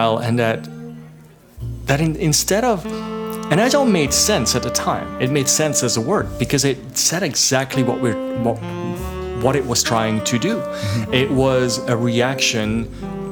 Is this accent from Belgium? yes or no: yes; Belgium; moved away as an adult; now in Toronto, Canada; I come from Belgium